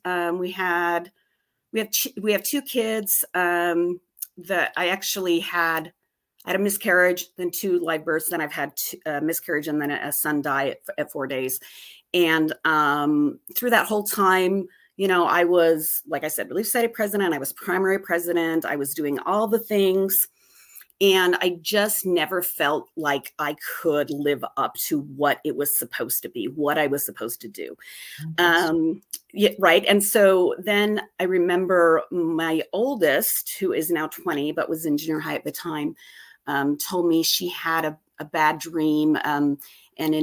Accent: Utah, United States; I grew up here in Utah

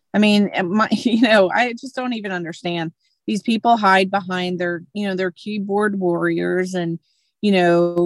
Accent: Northeast, United States; I was brought up in the Northeast

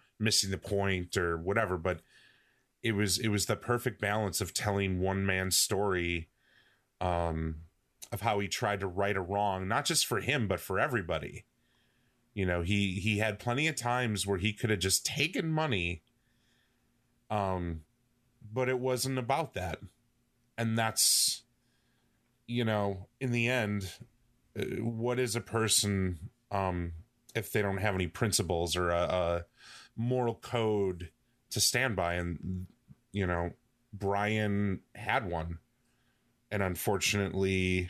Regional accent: United States; I'm an American

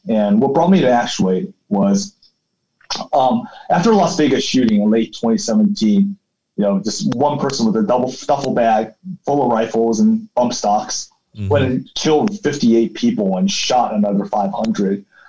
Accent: South Africa; moved away; also born or lived in Taiwan; I grew up in South Africa

